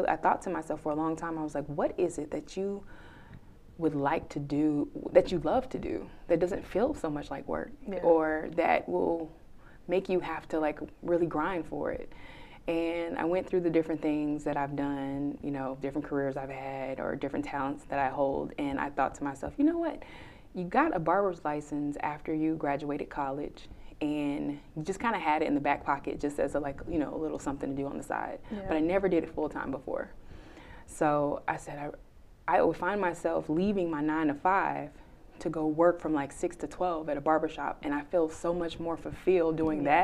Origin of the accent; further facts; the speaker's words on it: Florida, United States; moved away as an adult; now in Houston, United States; I'm from Florida